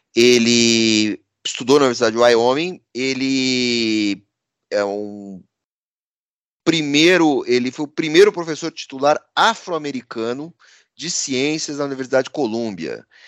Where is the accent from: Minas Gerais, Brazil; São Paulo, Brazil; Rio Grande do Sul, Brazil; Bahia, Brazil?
São Paulo, Brazil; Nós todos aqui paulistanos Paulistas, eh, paulistanos quase da gema, porque né, dois, eh, três não são da cidade de São Paulo, mas somos paulistanos